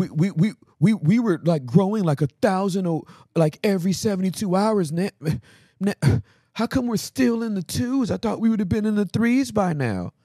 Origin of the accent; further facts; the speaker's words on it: Inglewood, California, United States; I'm from Inglewood